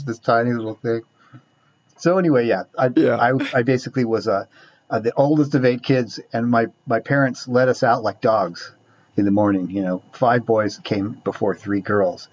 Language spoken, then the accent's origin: English; Orange County, California, United States; So I grew up in Orange County